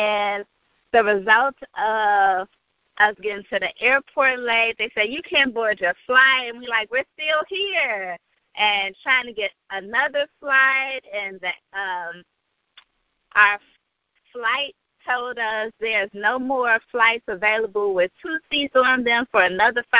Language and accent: English; Chicago, Illinois, United States; I'm from Chicago, the South Side, the Windy City